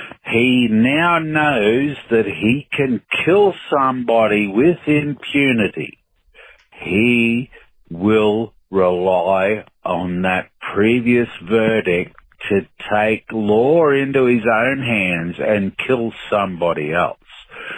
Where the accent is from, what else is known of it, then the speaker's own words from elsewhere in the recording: Australia; also born or lived in Sydney; I'm an Aussie. I live in Sydney and in Australia.